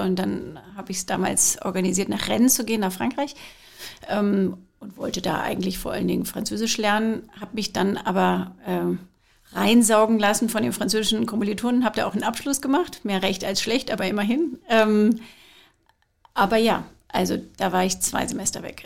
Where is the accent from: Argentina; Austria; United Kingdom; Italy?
United Kingdom; Scotland; now in Germany; Ich habe aber auch noch die britische. Ich bin aus Schottland